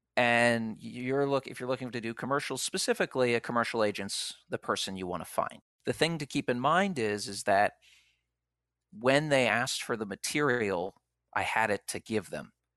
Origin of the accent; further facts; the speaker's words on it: Philadelphia, Pennsylvania, United States; moved away; I'm from Philadelphia